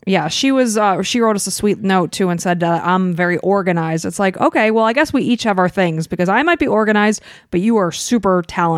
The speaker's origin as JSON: {"language": "English", "town": "Chicago", "region": "Illinois", "country": "United States", "tie": "born or raised there", "said": "we grew up in Chicago"}